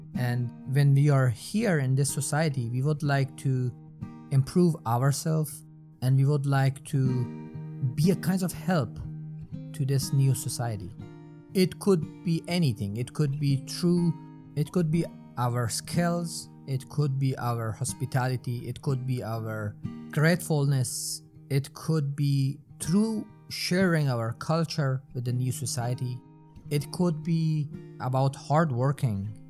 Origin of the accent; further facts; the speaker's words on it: Herat, Afghanistan; English is a second language; moved away as an adult; also born or lived in Hamburg, Germany / Giessen, Germany; now in Germany; I came from Afghanistan, not a very small, uh, uh, medium sized city called Herat, and I'm here since 2015